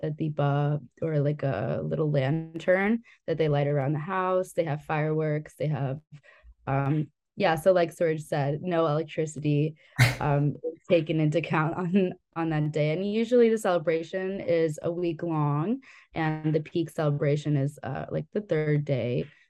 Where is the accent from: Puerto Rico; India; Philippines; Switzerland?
India; So I am actually not Hindu, but growing up being Indian and growing up in an Indian household, I've had so many friends that celebrated Diwali